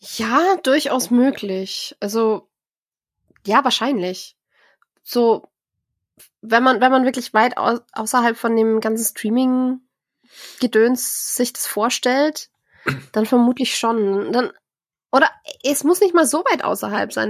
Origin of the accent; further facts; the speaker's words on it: Germany; bei uns in Deutschland